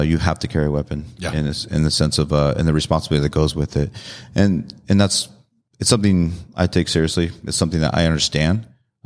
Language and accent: English; San Diego, California, United States; Grew up in San Diego and born and raised in California.